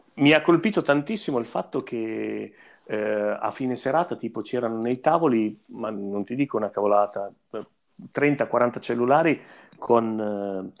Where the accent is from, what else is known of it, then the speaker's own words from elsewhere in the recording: Fossombrone, Marche, Italy; io e, e Carlo eh, siamo di Fossombrone